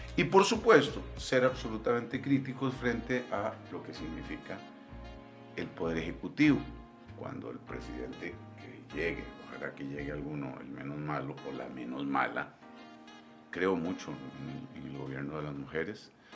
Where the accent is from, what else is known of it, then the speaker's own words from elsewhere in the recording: Costa Rica; nuestro país